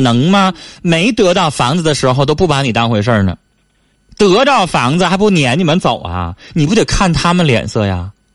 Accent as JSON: {"language": "Chinese", "region": "Northeast China", "country": "China", "said": "我们 东北人"}